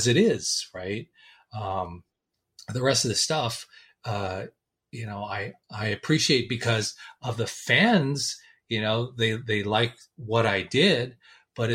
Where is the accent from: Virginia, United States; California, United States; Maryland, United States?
California, United States; Los Angeles; I was born in Hollywood, California